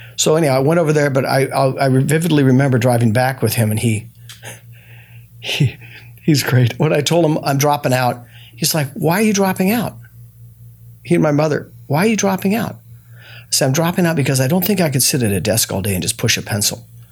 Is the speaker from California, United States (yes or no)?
yes; Los Angeles, California, United States; born or raised there